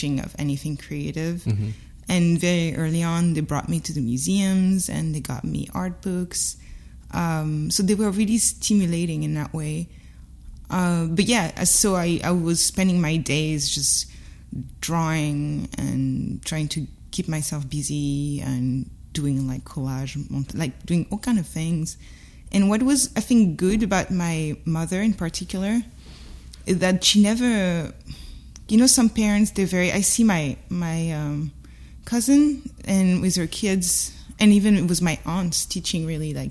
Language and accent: English; Paris suburbs, Île-de-France, France; English is a second language; moved away as an adult; now in Brooklyn, United States; I grew up in Paris suburbs